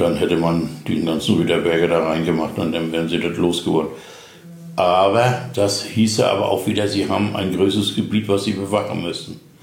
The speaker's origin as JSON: {"language": "German", "town": "Züssow", "region": "Mecklenburg-Vorpommern", "country": "Germany", "tie": "born or raised there", "also_born_or_lived": "Dömitz / Wismar", "moved": "as an adult", "lives_now": "Rüterberg, Germany", "said": "geboren bin ich eigentlich in Züssow im Landkreis Greifswald"}